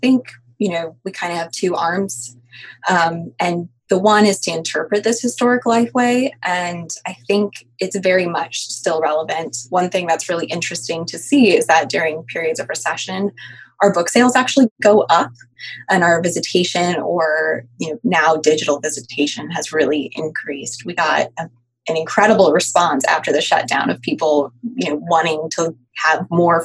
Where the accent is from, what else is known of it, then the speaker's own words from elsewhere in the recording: Midwest, United States; now in Mountain City, Georgia, United States; I'm from the Midwest